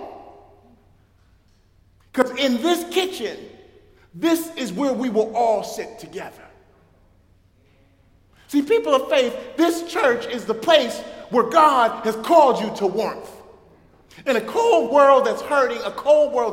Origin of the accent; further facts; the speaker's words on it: Newark, New Jersey, United States; When I was a kid growing up in Newark, New Jersey, we didn't have electricity for several months